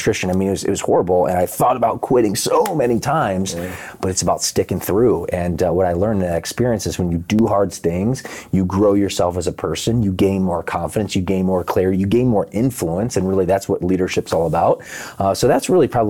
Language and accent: English; Midwest, United States; moved away as an adult; also born or lived in Los Angeles; I moved from the Midwest, and you know, certainly had a nice upbringing there